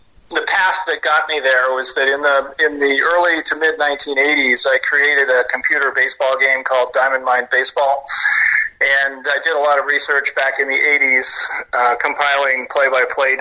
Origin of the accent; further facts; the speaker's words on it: Toronto, Ontario, Canada; I'm from Toronto